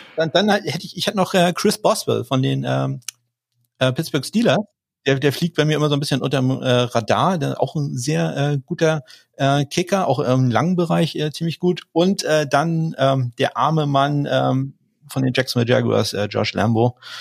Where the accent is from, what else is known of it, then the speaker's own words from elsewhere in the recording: Kiel, Schleswig-Holstein, Germany; ich komme aus Kiel